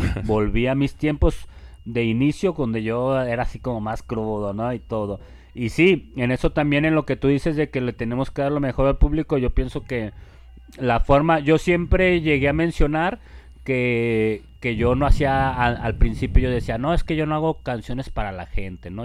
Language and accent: Spanish; Guadalajara, Jalisco, Mexico; also born or lived in Chapala; Yo nací en Guadalajara y viví en Guadalajara toda mi niñez y en la adolescencia me fui por allá para Chapala